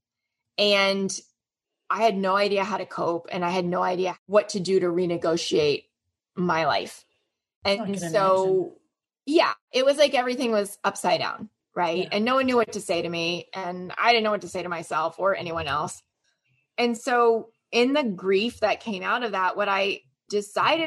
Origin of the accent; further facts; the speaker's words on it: Orlando, Florida, United States; I grew up in Orlando, Florida in the US